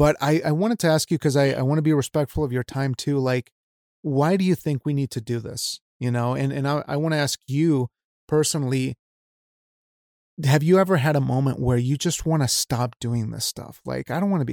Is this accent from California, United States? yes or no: no; Wyoming, United States; I'm from Wyoming. I'm Mexican, but like I was raised in the state of Wyoming where nothing happens.